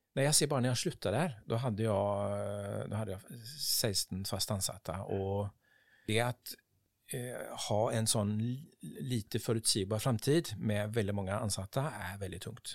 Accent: Partille, Västra Götaland, Sweden; Norwegian is a second language; moved away as an adult; also born or lived in Gothenburg; now in Oslo, Norway; jeg er oppvokst der i, Parti, Partille

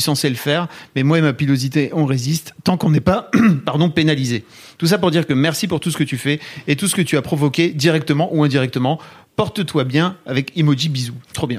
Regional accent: Neuville-en-Ferrain, Hauts-de-France, France; je viens de Neuville-en-Ferrin dans le Nord

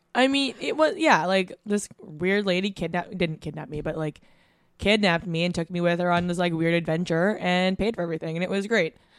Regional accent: Vancouver, British Columbia, Canada; growing up in Vancouver

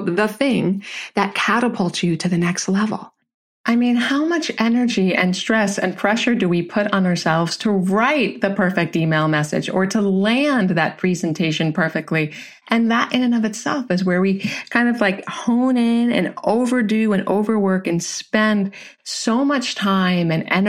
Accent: Jersey Shore, New Jersey, United States; I'm a Jersey girl, right? I was raised near the Jersey Shore

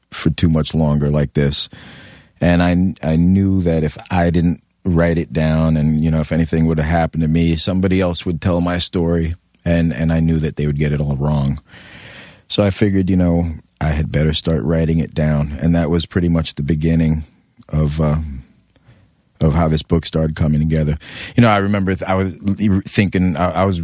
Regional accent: New York City, New York, United States; also born or lived in Europe; I grew up on the Lower East Side for most of my life

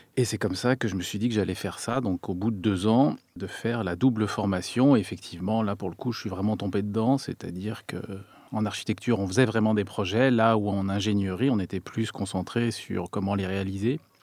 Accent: France; also born or lived in Turin, Italy; en tant que Français

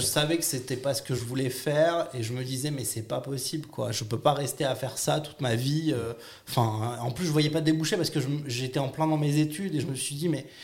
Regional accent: Nice, Provence-Alpes-Côte d'Azur, France; moved away as an adult; now in Paris, France; je viens de Nice à la base

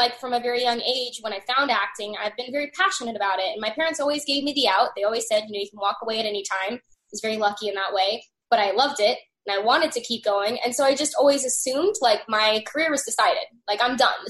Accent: Arkansas, United States; I'm from Arkansas

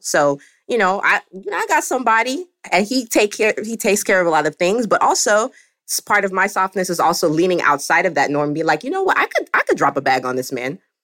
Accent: the South, United States; I'm African, I'm also from the South

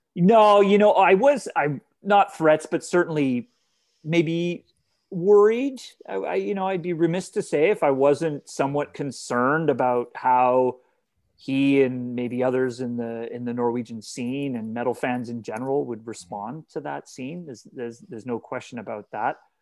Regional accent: Canada; I'm Canadian

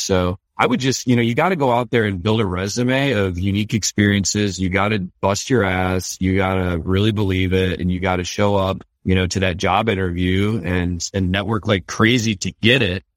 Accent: Detroit, Michigan, United States; I grew up around Detroit

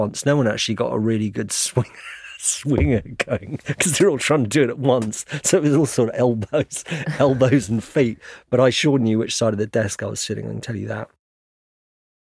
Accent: United Kingdom; I'm British journalist

